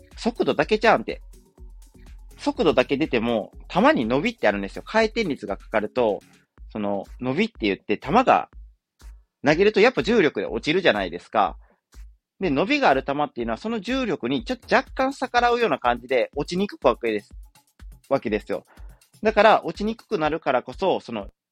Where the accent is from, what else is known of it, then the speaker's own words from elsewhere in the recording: Wakayama, Japan; 僕の出身地である和歌山